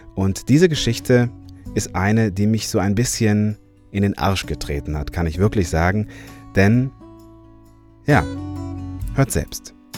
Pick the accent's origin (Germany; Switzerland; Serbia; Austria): Germany; Cologne, North Rhine-Westphalia; Ich bin ja Kölner